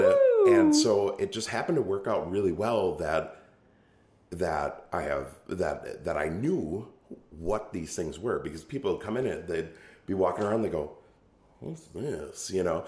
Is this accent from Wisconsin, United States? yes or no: yes; Oshkosh, Wisconsin, United States; also born or lived in Omro, Wisconsin; now in Ripon, United States; born and raised in Oshkosh